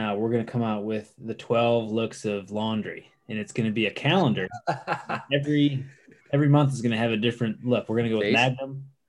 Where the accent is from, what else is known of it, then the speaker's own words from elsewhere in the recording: Michigan, United States; now in St. Petersburg, United States; I'm in St. Pete where I used to live for 13 years. And …, I'm from Michigan.